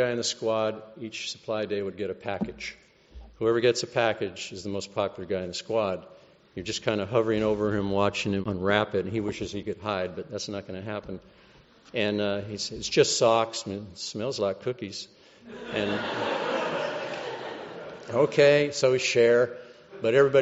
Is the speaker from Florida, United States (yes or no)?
no; California, United States; I'm from California